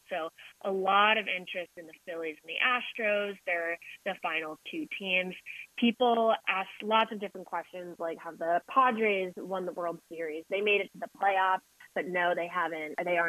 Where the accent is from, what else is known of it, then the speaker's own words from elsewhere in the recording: San Francisco, California, United States; Being from San Francisco myself